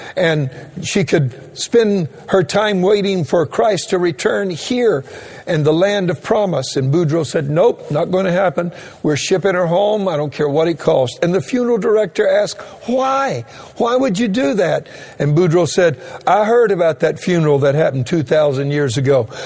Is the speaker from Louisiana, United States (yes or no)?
yes; Louisiana, United States; moved away; I'm a Cajun and originally from the state of Louisiana